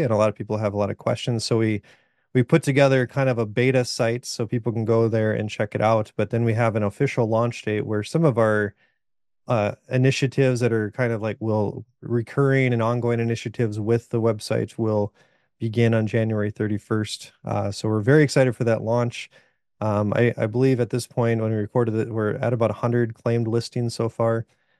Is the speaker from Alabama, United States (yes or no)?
no; Sioux Falls, South Dakota, United States; I'm from Sioux Falls, South Dakota.